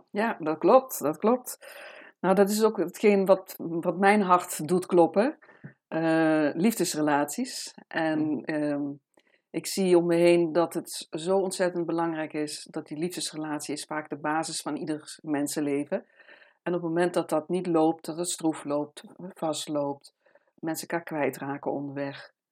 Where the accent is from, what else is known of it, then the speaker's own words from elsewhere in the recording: Amsterdam, North Holland, Netherlands; ik kom uit Amsterdam. En ik ben hier nu in de prachtige omgeving in Haarlem, op een eh, volkstuinencomplex.